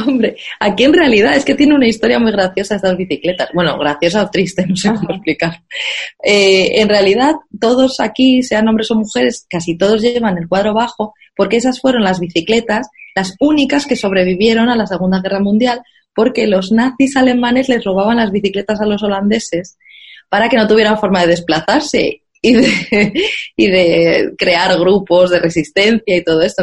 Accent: Madrid, Community of Madrid, Spain; moved away as an adult; now in Amsterdam, Netherlands; yo soy de Madrid y Madrid es una ciudad completamente de coches

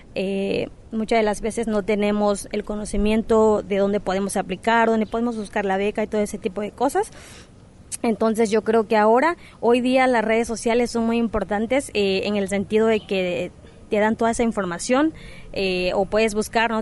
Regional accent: Cochoapa, Guerrero, Mexico; moved away as an adult; also born or lived in United States; no solo en Cochuapa, de donde yo vengo

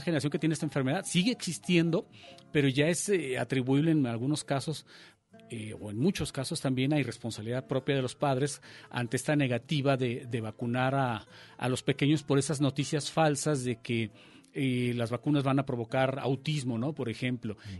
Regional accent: Mexico; nosotros como país, México, como Estado mexicano

